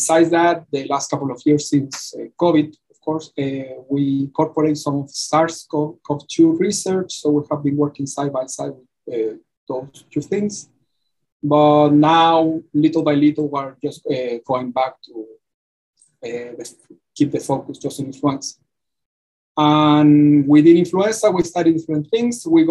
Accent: Chile; moved away as an adult; now in Georgia, United States; I got my PhD back in my home country, which is Chile

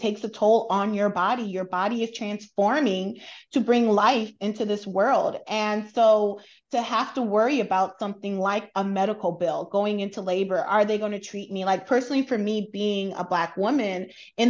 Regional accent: United States; also born or lived in South Korea / UAE; now in United Arab Emirates; as an American

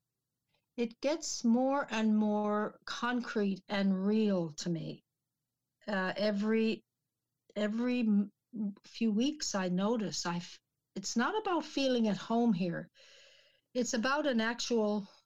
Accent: St. John's, Newfoundland and Labrador, Canada; moved away; we actually lived in the city in St. John's

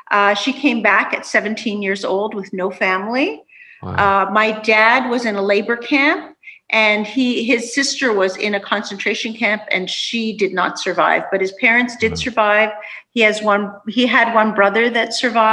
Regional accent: Canada; also born or lived in Budapest, Hungary; my parents came to Canada when I was about 2.

